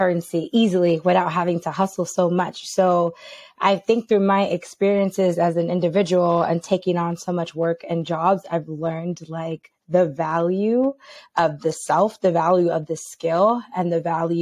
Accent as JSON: {"language": "English", "town": "New York City", "region": "New York", "country": "United States", "tie": "born or raised there", "said": "I am originally from New York, born and raised. I'm from the Bronx."}